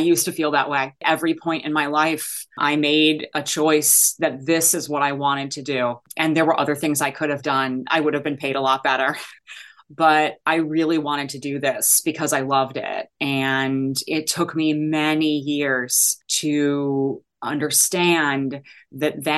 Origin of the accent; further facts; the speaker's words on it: Chicago, Illinois, United States; moved away as an adult; also born or lived in Ann Arbor, Michigan; I am from Chicago